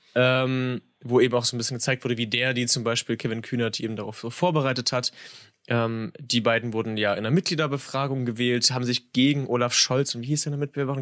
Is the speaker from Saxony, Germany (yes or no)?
yes; Saxony, Germany; ich bin Sachse